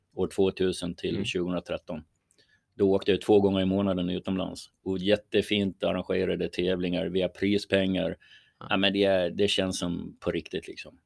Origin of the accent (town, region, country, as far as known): Sweden